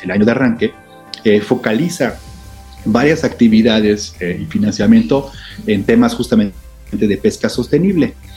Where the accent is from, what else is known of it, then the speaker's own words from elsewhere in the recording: Mexico; como mexicanos y mexicanas